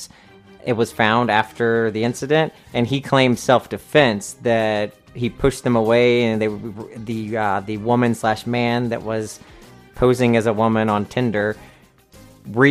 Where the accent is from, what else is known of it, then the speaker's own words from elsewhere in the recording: North Carolina, United States; I am from North Carolina, and down in the South, we like that Southern Baptist